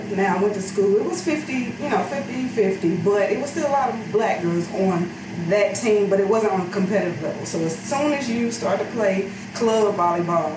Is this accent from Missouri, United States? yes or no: yes; St. Louis, Missouri, United States; born and raised in St. Louis